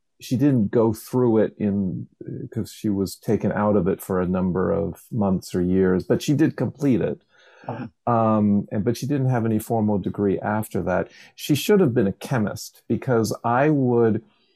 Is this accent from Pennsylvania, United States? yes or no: yes; Levittown, Pennsylvania, United States; I grew up outside of Philadelphia in one of those Levittowns